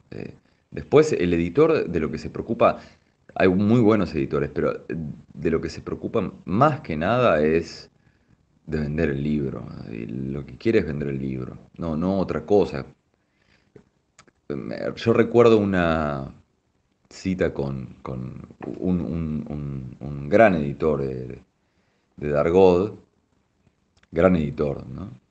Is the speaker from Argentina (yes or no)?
yes; Argentina; tenés una especie de, plus en, en, Francia siendo argentino, ¿no? O sea, sabés que ahí te van a mirar de otra manera, ah, bueno, esto es un artista argentino